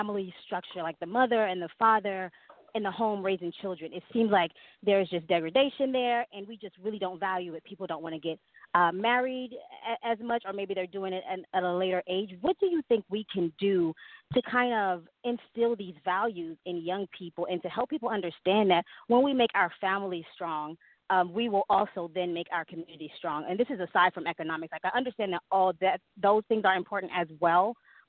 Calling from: Phoenix, Arizona, United States; I'm actually calling from Phoenix, Arizona

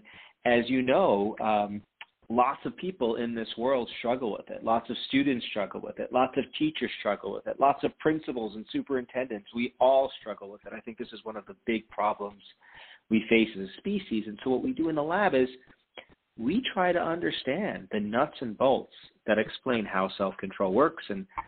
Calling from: Ann Arbor, Michigan, United States; I'm calling from Ann Arbor

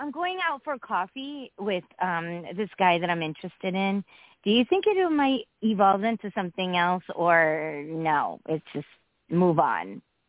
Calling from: Connecticut, United States

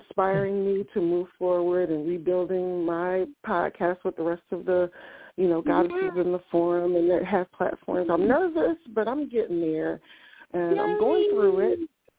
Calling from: Ohio, United States; I am calling from Ohio.

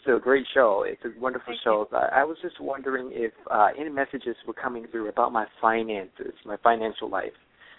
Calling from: Miami, Florida, United States; I'm calling from Miami, Florida.

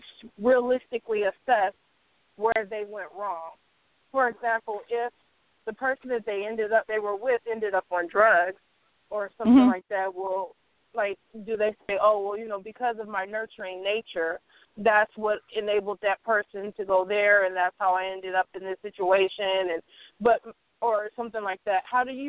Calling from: Bay Area, California, United States; I'm calling from the Bay Area.

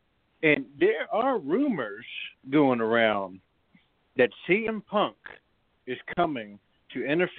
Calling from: Big Spring, Texas, United States; I'm calling from Big Springs, Texas.

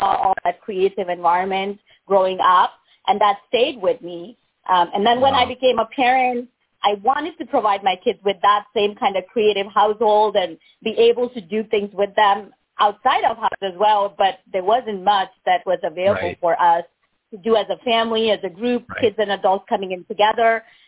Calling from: Pleasanton, California, United States; I am calling from Pleasanton, California.

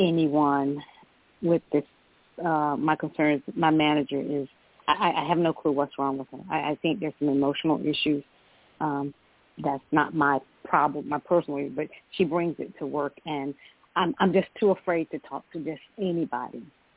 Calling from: Georgia, United States; I'm calling from Georgia.

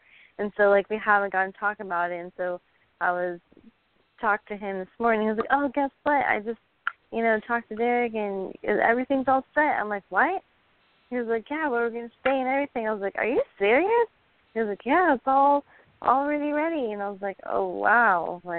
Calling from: Pensacola, Florida, United States

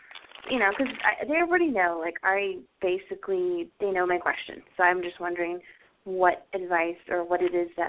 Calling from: Arizona, United States; I'm calling from Arizona.

